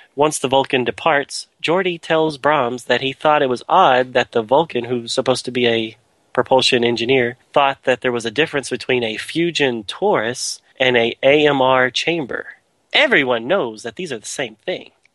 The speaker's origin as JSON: {"language": "English", "region": "Texas", "country": "United States", "tie": "born or raised there", "said": "growing up in Texas"}